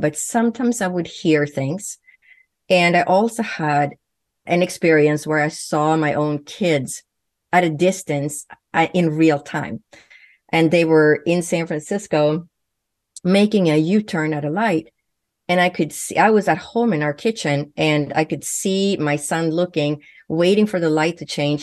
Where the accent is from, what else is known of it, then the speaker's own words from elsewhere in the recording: Sweden; first language Swedish; English is a second language; moved away; growing up in Sweden